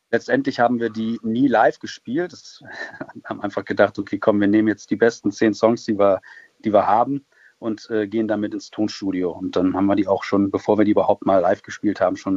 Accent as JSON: {"language": "German", "region": "North Rhine-Westphalia", "country": "Germany", "said": "Wir kommen eigentlich aus dem Kreis Düren, wenn mhm. man es so nimmt. Das ist zwischen Köln und Aachen, näher an Aachen als an Köln."}